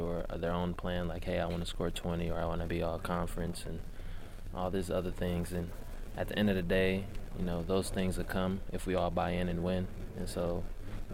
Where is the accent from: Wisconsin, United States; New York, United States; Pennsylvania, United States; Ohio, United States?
Wisconsin, United States; Milwaukee; I'm from Milwaukee